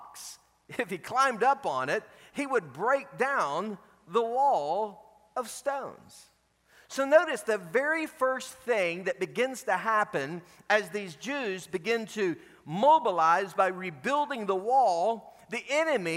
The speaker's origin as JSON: {"language": "English", "town": "Dallas", "region": "Texas", "country": "United States", "tie": "born or raised there", "moved": "as an adult", "lives_now": "Orlando, United States", "said": "Michelle and I moved here from Dallas, Texas, nearly 20 years ago"}